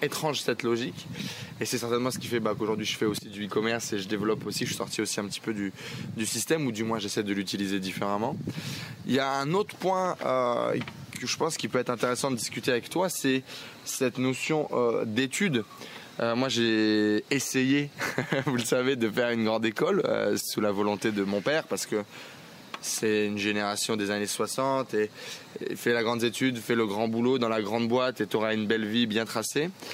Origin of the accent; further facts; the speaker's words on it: Nord-Pas-de-Calais, Hauts-de-France, France; je viens du Nord-Pas-de-Calais